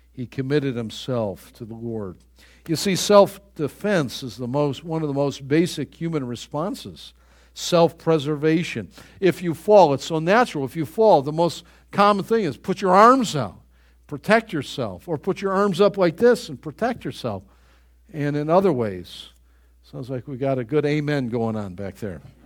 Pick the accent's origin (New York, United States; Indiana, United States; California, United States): New York, United States; Buffalo; growing up in Greater Buffalo, New York